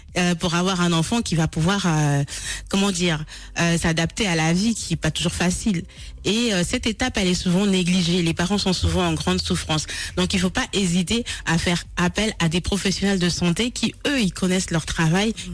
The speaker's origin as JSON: {"language": "French", "country": "Gabon", "tie": "born or raised there", "moved": "yes", "lives_now": "France", "said": "je suis d'origine du Gabon et euh, j'ai euh, passé euh, une partie de, de, de, de, ma, de, ma, jeunesse"}